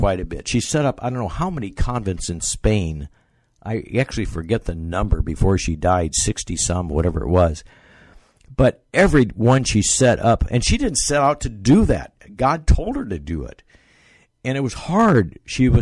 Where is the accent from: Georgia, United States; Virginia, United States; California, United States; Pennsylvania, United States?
California, United States; Bakersfield; now in Boston, United States; I grew up in California, Bakersfield, California.